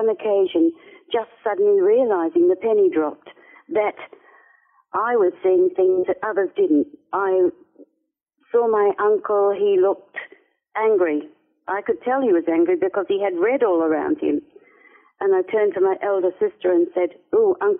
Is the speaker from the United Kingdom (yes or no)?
no; Perth, Western Australia, Australia; I lived on the outskirts of a city called Perth. Grew up by the river in Perth, actually, and spent a lot of my childhood playing in the bush